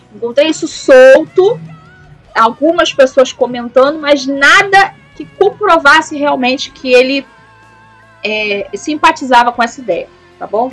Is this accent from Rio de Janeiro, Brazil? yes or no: yes; Rio de Janeiro, Brazil; eu sou do Rio de Janeiro, eu falo isso com propriedade porque eu sou do Rio de Janeiro